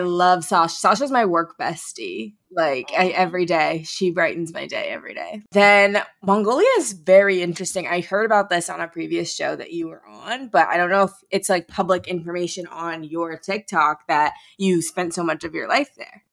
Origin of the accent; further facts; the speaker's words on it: St. Louis, Missouri, United States; my hometown of St. Louis